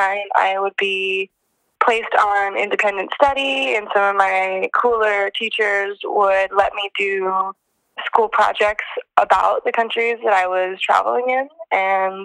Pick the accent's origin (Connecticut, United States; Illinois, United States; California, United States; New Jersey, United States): California, United States; Northern; I'm from Northern California